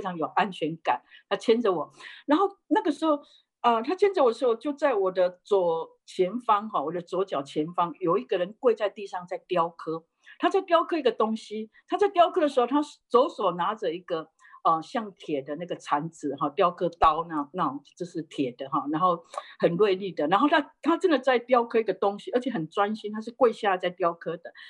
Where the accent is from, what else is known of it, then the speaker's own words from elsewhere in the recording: Taiwan; moved away as an adult; also born or lived in Japan; 我是在台湾，呃，土生土长哈，那个嗯。呃，虽然祖籍是福建哈，但是好几代就移民到台湾去。然后我在，生在台湾的乡下，我是一个，呃，呃，家族就是我们代，代是拜偶像的